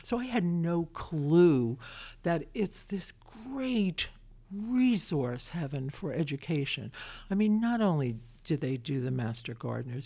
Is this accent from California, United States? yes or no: no; Brooklyn, New York, United States; now in Winchester, United States; I'm a kid from Brooklyn